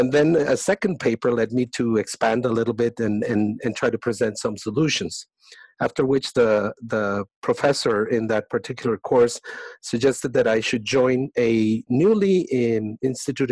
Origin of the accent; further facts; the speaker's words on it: Colombia; moved away as an adult; I was born in Colombia. I studied medicine there.